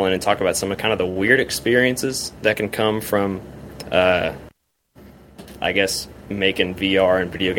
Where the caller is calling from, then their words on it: Tennessee, United States; I'm calling from Tennessee.